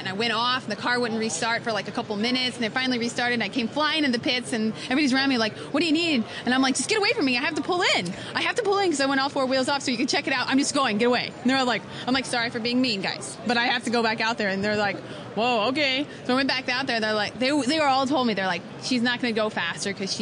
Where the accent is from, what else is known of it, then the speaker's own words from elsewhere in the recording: Missouri, United States; I grew up in Missouri